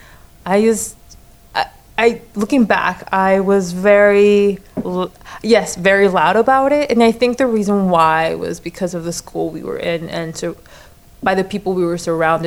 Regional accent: Orange County, California, United States; first language Spanish; English is a second language; I was raised in Orange County

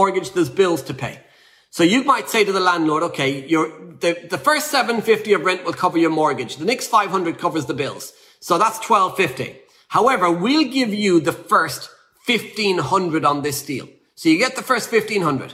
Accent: Ireland; I'm Irish.

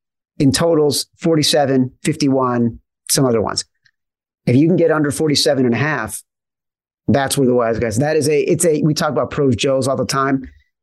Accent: Chicago, Illinois, United States; Or like where I grew up in Chicago and it was Doug Plank.

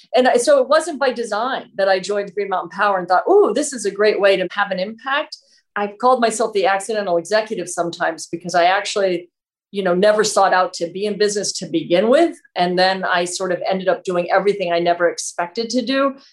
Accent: New York City, New York, United States; moved away as an adult; now in Vermont, United States; I grew up right in Manhattan

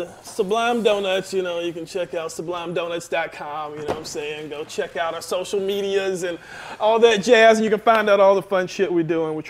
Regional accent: Marietta, Georgia, United States; I'm from Marietta.

